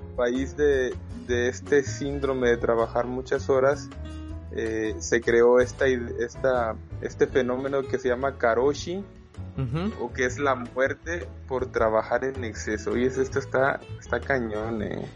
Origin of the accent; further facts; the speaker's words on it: Mexico; soy mexicano